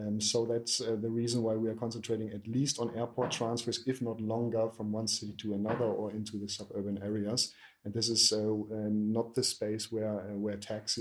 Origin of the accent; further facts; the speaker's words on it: Berlin, Germany; I'm 39 years old and indeed born and raised in Berlin